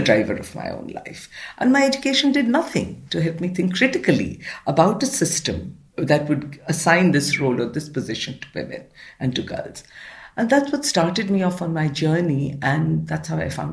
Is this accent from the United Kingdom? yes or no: no; Pune, Maharashtra, India; I was raised in Pune, which is on the western part of India, in a middle-class household.